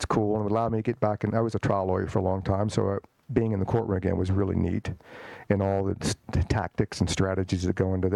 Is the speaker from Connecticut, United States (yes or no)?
no; Richmond, Virginia, United States; I grew up in Richmond, Virginia, the old capital of the Confederacy